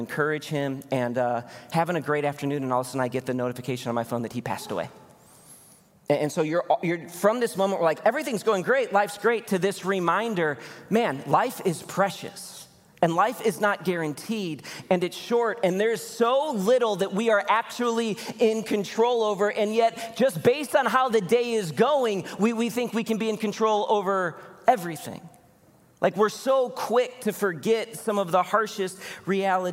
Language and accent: English; Chicago, Illinois, United States; moved away; I'm from Chicago originally